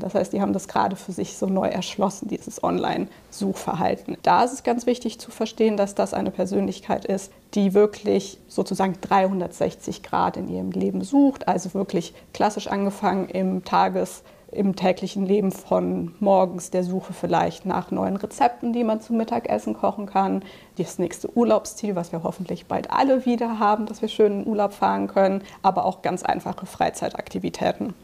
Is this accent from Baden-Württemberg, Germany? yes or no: no; Cologne, North Rhine-Westphalia, Germany; moved away as an adult; also born or lived in Dublin, Ireland; now in Munich, Germany; ich bin tatsächlich gebürtige Kölnerin